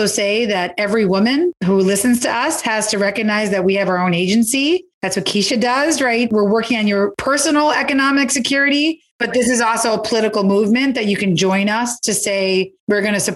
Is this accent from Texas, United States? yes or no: no; New York City, New York, United States; when I was a kid and growing up in the Lower East Side